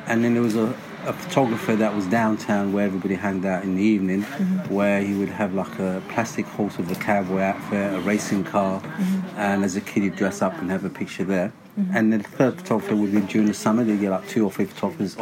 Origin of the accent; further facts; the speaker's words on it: Larache, Tanger-Tetouan-Al Hoceima, Morocco; now in London, United Kingdom; Before moving to London, I was born in Larache, north of Morocco